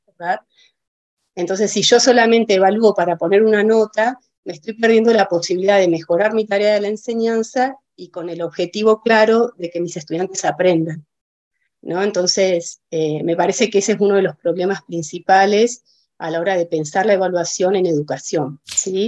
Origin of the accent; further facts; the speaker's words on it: Villa La Angostura, Neuquén, Argentina; also born or lived in Cipolletti, Río Negro; yo soy nacida en Villa de Angostura, yo soy nacida acá en Villa, hice toda mi escolaridad en, acá en la localidad